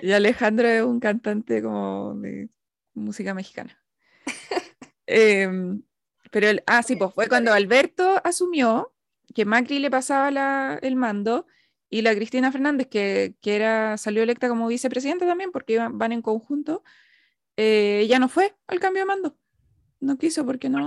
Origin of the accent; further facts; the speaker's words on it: Santiago, Santiago Metropolitan Region, Chile; nosotras que somos todas de Santiago